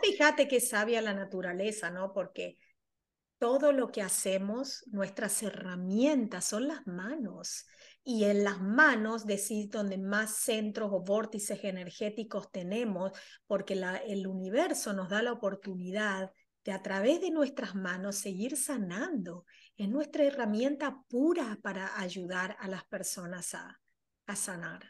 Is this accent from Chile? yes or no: no; Argentina; now in New York, United States; yo soy argentina, pero resido en Nueva York